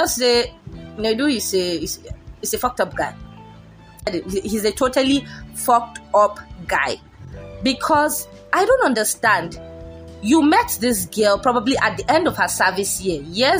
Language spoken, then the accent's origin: English; Nigeria; we are Nigerian, from a black country